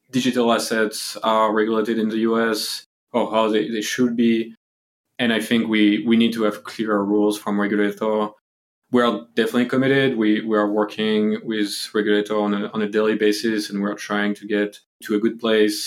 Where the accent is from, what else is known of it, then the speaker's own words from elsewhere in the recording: France; moved away; I'm actually from Europe, as you can hear from the accent. So, you know, I'm from France.